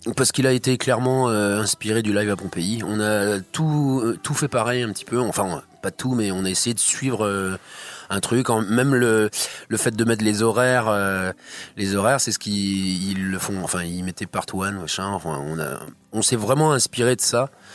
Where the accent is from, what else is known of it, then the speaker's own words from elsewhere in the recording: Plouha, Brittany, France; Ah bah moi je suis né, je suis né là. Je suis né à Ploua.